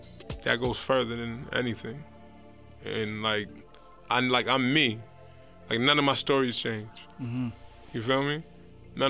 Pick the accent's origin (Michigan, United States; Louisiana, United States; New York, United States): New York, United States; New Rochelle; I'm from New Rochelle, New York